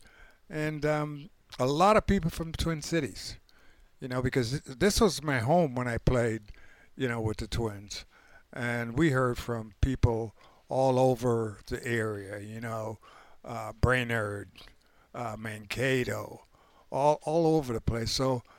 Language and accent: English; Panama; moved away; growing up in Panama at age 6